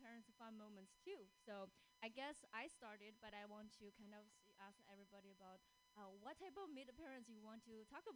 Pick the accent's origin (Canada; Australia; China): China; moved away as an adult; now in Seattle, United States; I live in Seattle. And I was born and raised in China. I came here when I was 21.